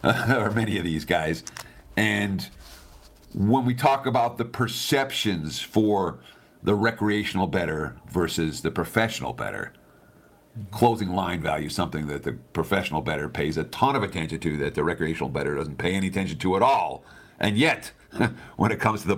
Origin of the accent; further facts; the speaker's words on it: New York, United States; moved away as an adult; also born or lived in Michigan; I grew up in New York